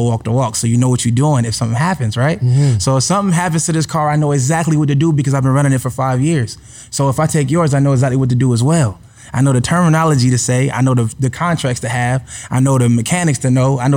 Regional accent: Philadelphia, Pennsylvania, United States; now in Atlanta, United States; I'm a regular dude. I'm from Philly.

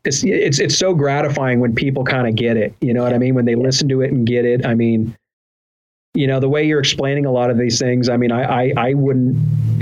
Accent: Southern California, United States; growing up in Southern California.

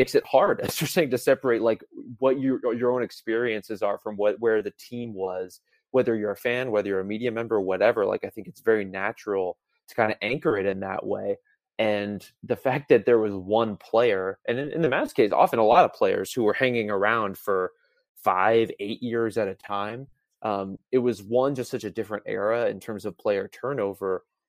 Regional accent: Dallas, Texas, United States; growing up in Dallas

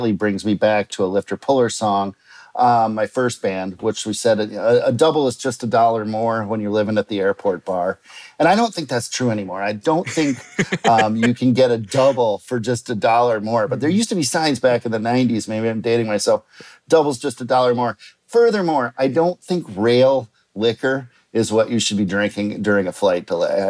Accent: Minneapolis, Minnesota, United States; where I grew up in Minneapolis, in Minnesota, we have something called 3-2 beer.

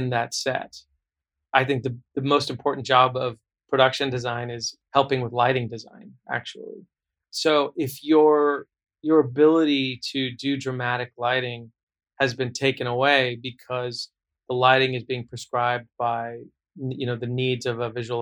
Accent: Southern California, United States; I grew up in Southern California

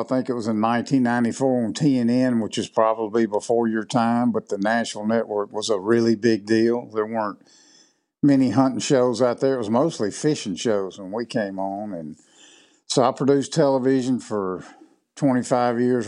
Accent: Southwest Mississippi, United States; moved away as an adult; now in West Point, United States; I was born and raised in Mississippi down in the, kind of the southwest part. I live up in the northeast part now

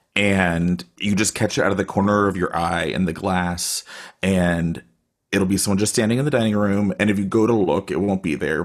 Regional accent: Austin, Texas, United States; now in Bay Area, United States; I am in the Bay Area, but I'm originally from Austin

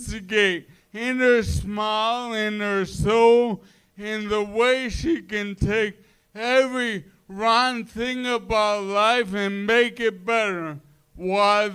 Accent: New York City, New York, United States; We grew up in New York in the 80s

